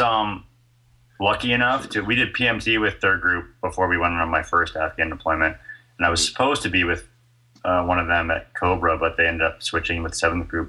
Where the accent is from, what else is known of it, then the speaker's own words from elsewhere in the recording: Florida, United States; moved away as an adult; also born or lived in New York City; I was born in Florida. Yeah, and then um, I went to University of Florida.